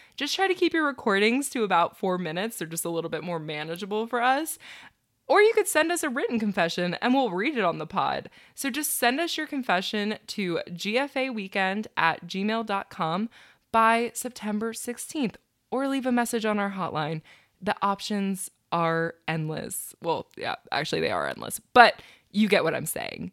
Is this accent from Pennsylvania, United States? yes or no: no; Maryland, United States; moved away; I'm heading to Maryland, my hometown